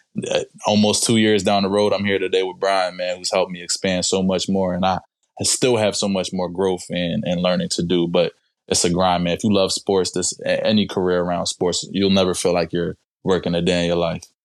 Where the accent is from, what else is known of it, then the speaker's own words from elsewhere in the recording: Harrisburg, Pennsylvania, United States; I myself grew up in the city of Harrisburg